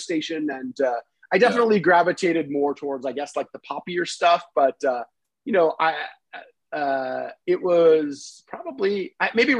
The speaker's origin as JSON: {"language": "English", "town": "Los Angeles", "region": "California", "country": "United States", "tie": "born or raised there", "also_born_or_lived": "North Bay Area, California", "said": "I grew up in Los Angeles"}